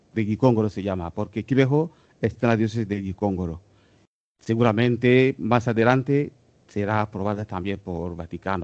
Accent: Rwanda; moved away; apareció en nuestra tierra. Estoy muy orgulloso de que ella ha visitado también mi tierra

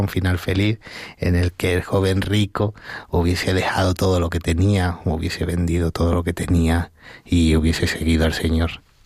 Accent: Marchena, Andalusia, Spain; moved away as an adult; also born or lived in Las Rozas de Madrid; now in Las Rozas, Spain; yo nací en un pueblo que se llama Marchena, que está en la provincia de Sevilla

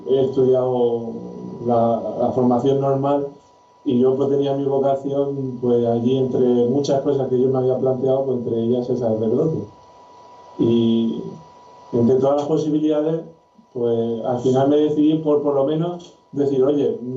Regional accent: Paraguay; moved away as an adult; now in Murcia, Spain; Yo soy paraguayo, tengo 28 años

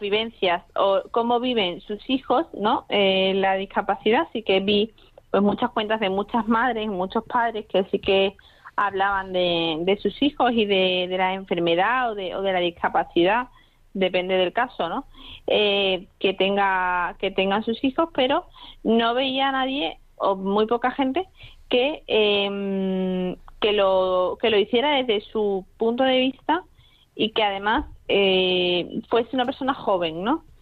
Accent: Madrid, Community of Madrid, Spain; now in Seville, Spain; yo nací en Madrid, realmente vivo en Sevilla desde hace muchos años, pero mm, soy de Madrid.

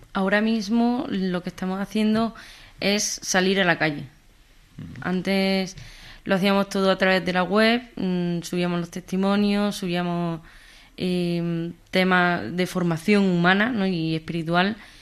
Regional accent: Jaén, Andalusia, Spain; now in Madrid, Spain; Soy de Jaén, aunque vivo en Madrid

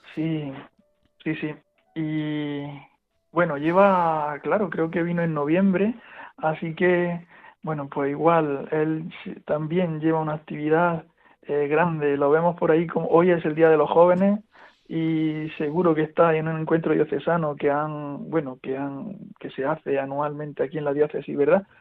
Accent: Andújar, Andalusia, Spain; de Andújar, de mi pueblo

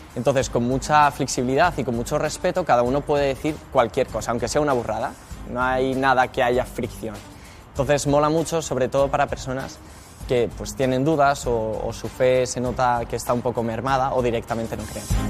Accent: Madrid, Community of Madrid, Spain; soy de Madrid y me dedico pues, a evangelizar

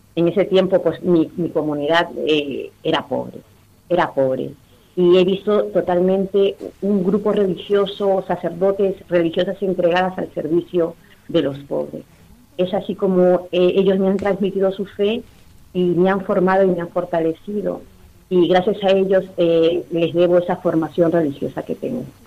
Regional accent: Lima, Peru; moved away; also born or lived in Callao, Peru; yo soy de Perú, de la capital de Lima. En mi infancia eh, fui educada por, en un colegio religioso, He participado, después nos mudamos al Callao

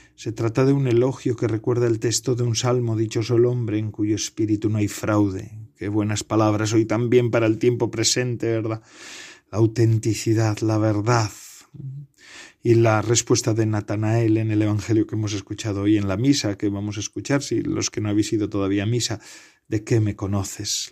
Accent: Bedarona, Ea, Basque Country, Spain; yo también tengo una ermita en honor al San Bartolomé en mi pueblo natal, en Bedarona, Enea

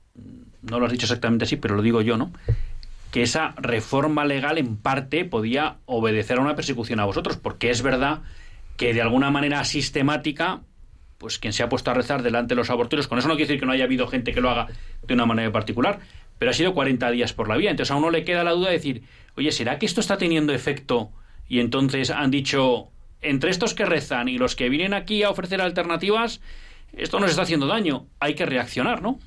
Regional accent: Bilbao, Basque Country, Spain; en Bilbao, mira, mi tierra

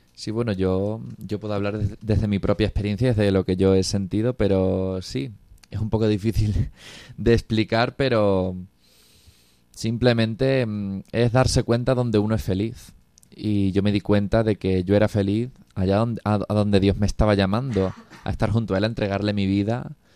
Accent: Cáceres, Extremadura, Spain; tengo 26 años, soy de Cáceres

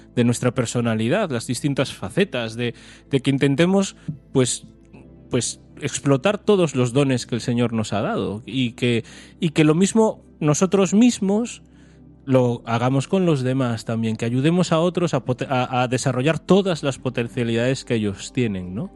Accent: A Coruña, Galicia, Spain; nosotros somos de Coruña

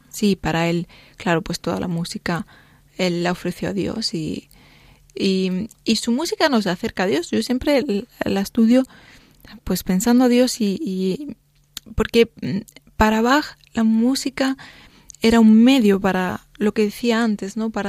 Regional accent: Spain; Sí, yo soy española.

